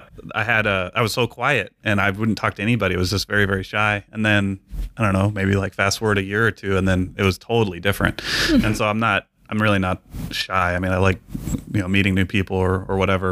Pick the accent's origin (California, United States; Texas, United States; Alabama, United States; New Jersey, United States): Texas, United States; San Angelo; also born or lived in Lubbock, Texas / Hobbs, New Mexico; I'm Texas as well, born and raised